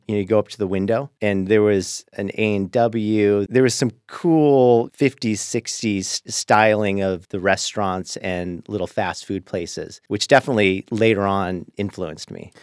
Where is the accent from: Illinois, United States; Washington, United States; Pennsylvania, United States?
Washington, United States; Lakewood; also born or lived in West Los Angeles; where I grew up in Lakewood